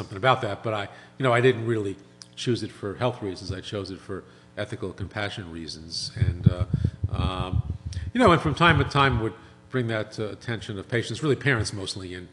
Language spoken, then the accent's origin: English; New York City, New York, United States; moved away as an adult; I grew up in Brooklyn, was a kid in Brooklyn, a mom and dad and a younger sister